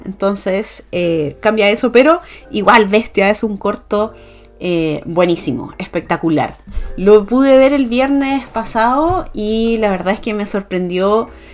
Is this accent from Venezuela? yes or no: no; Chile; como sociedad chilena